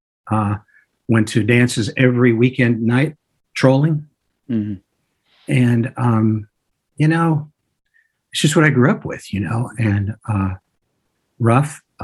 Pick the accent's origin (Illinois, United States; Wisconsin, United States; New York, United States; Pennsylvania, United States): Illinois, United States; Joliet; moved away as an adult; Joliet is my hometown. I love Joliet. I went to Joliet Central High School. Played basketball and baseball and did all kinds of other things there. Was born in Joliet and raised there until I went to college